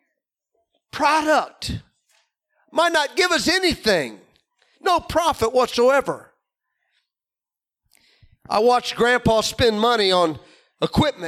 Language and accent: English; Illinois, United States; Growing up in Illinois